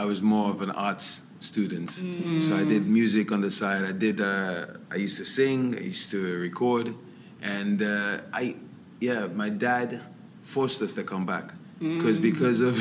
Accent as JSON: {"language": "English", "region": "London", "country": "United Kingdom", "tie": "born or raised there", "moved": "yes", "lives_now": "Sierra Leone", "said": "We grew up in, it was around Kilburn, around Camden, and King's Cross"}